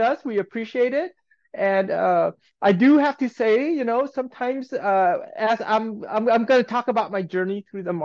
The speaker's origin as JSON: {"language": "English", "town": "Aurora", "region": "Colorado", "country": "United States", "tie": "born or raised there", "also_born_or_lived": "California", "moved": "as an adult", "said": "I was a kid, an Asian kid growing up in the Midwest, right in Aurora, Colorado"}